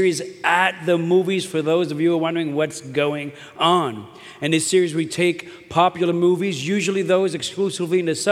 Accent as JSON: {"language": "English", "town": "New York City", "region": "New York", "country": "United States", "said": "I'm from Brooklyn"}